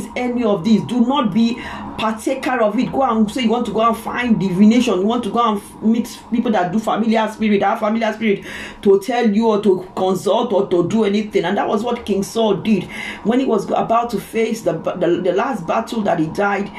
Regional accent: Ozoro, Delta, Nigeria; I'm a Nigerian, I come from Delta State, Isoko from Ozoro town

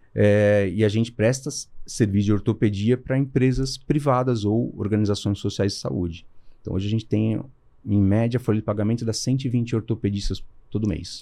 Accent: Brazil; a gente era na classe média, morei sempre lá em Santana

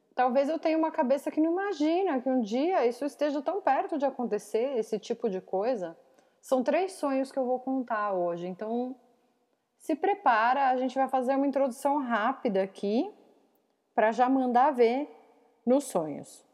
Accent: São Roque, São Paulo, Brazil; now in Tatuí, Brazil; perto de São Roque, que é onde eu cresci. Ou vamos dizer aqui, eu moro em Tatuí

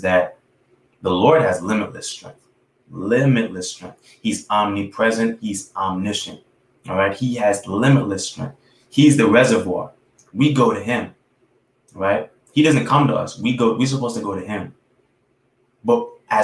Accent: New York City, New York, United States; I'm a kid from New York City. I'm from Brooklyn.

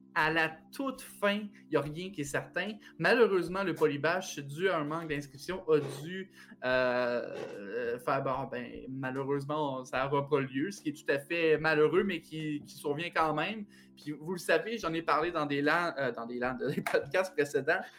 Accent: Plessisville, Quebec, Canada; Plessisville est ma ville natale

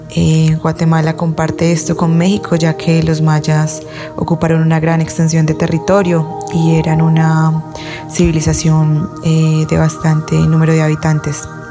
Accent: Colombia; yo soy de Colombia

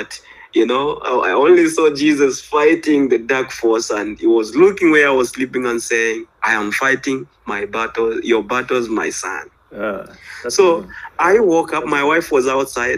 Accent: Zambia; I'm from Zambia, Central Africa

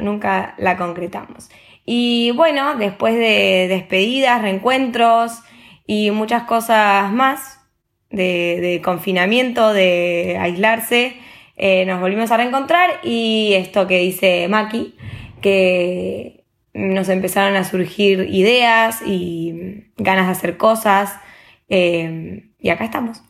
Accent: Argentina; moved away as an adult; now in Spain; Las dos somos argentinas y nos recibimos hace poco de licenciadas en turismo

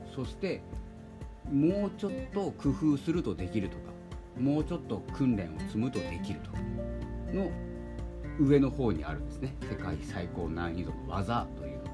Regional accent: Hokkaido, Japan; 僕はあの北海道の出身なので

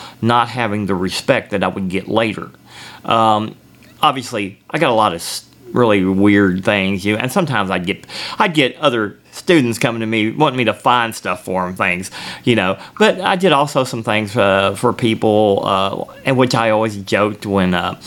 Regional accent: Bowling Green, Kentucky, United States; I grew up here in Bowling Green, Kentucky

